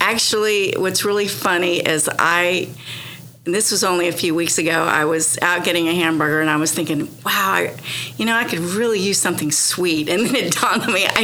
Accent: Oklahoma, United States; moved away as an adult; also born or lived in Texas / Florida / Tennessee / South Carolina; I grew up in Oklahoma, and I mean I've lived in different states, you know, in Texas and Florida and Tennessee and South Carolina.

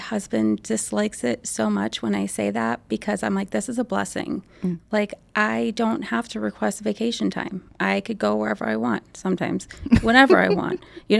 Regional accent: Arizona, United States; I'm from Arizona

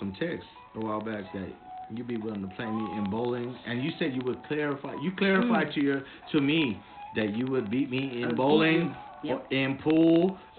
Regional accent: Denver, Colorado, United States; And we in Denver, Colorado. Well, actually, Aurora, Colorado. But I'm from Denver.

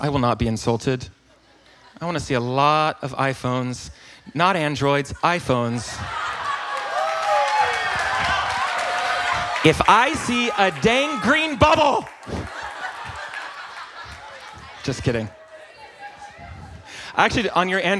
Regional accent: North Carolina, United States; accent: Southern; I am from North Carolina

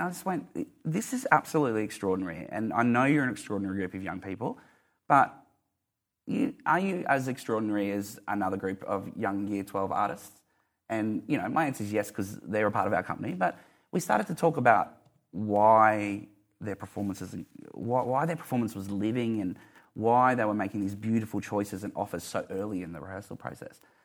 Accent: Mount Isa, Queensland, Australia; moved away; I'm from Mount Isa

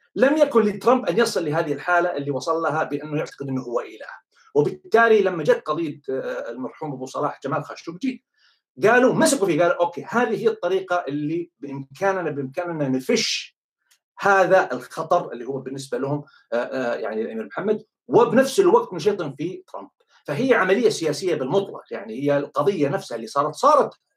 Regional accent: Saudi Arabia; انا بالنسبه لي كسعودي

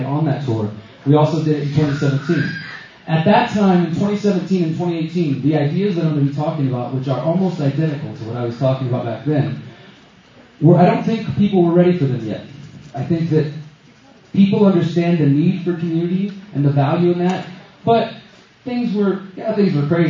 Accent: Houston, Texas, United States; moved away as an adult; now in Mexico; I'm from Houston, Texas originally.

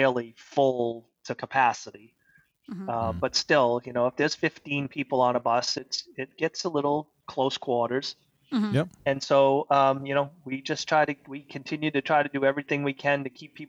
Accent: Saco, Maine, United States; also born or lived in Old Orchard Beach, Maine; I grew up in Camp Ellis, so I've been at the beach all my life. I live in Old Orchard now

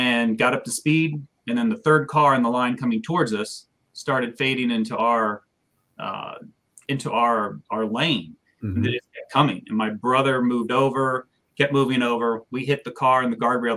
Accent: Sterling, Virginia, United States; I grew up in Sterling Park, so that's where I grew up

